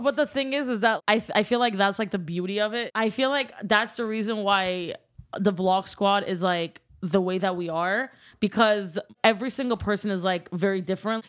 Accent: Glendale, California, United States; first language Armenian; English is a second language; I'm from Glendale, California

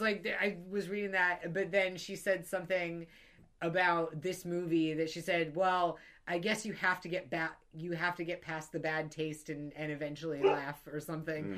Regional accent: Georgia, United States; I grew up in Georgia.

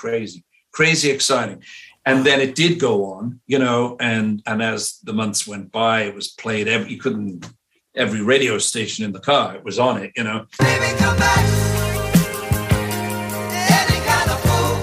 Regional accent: Liverpool, North West England, United Kingdom; moved away; I was from Liverpool

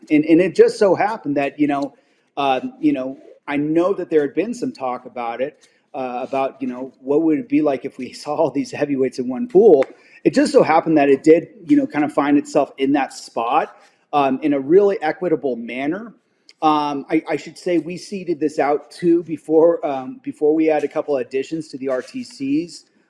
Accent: Spokane, Washington, United States; my hometown Spokane

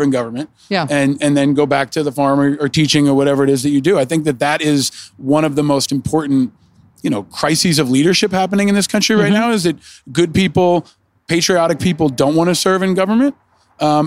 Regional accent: United States; I grew up on the Hudson River, near the Hudson River

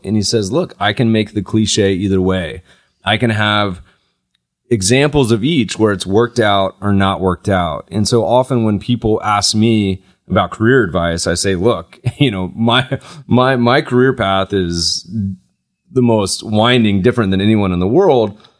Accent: North Carolina, United States; Growing up in North Carolina, my grandmother used to pay us

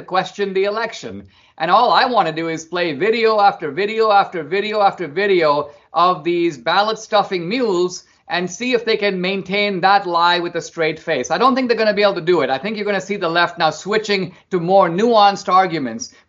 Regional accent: India; now in United States; growing up in India, I grew up in a middle-class family

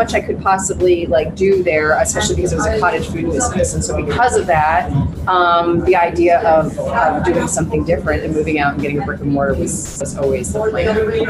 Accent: Ojai, California, United States; Yes, about 32 years I've been living here.

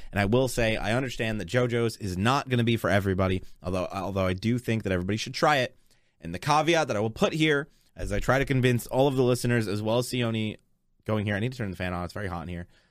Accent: Texas, United States; I'm from Texas

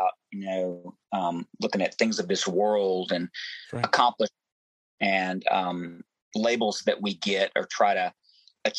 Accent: Memphis, Tennessee, United States; growing up in Memphis, Tennessee, you know, I sang anywhere that I could

